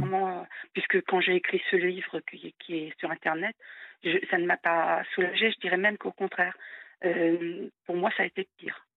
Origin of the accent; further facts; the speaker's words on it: France; en tant que Française